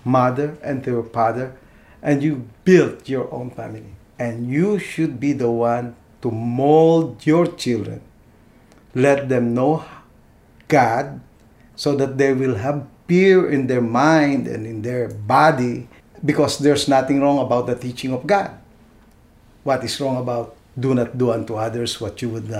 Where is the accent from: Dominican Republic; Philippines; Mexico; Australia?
Philippines; first language Tagalog; English is a second language; now in United States; Being a Filipino